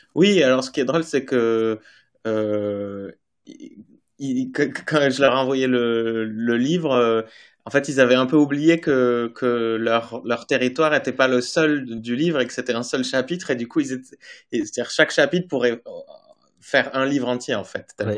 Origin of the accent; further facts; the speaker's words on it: Basque Country, Nouvelle-Aquitaine, France; je viens du Pays basque